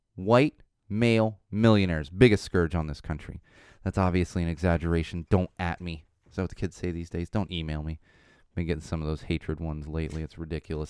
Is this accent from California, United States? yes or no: yes; San Diego, California, United States; now in Los Angeles, United States; when I was growing up in San Diego, uh, in the nineties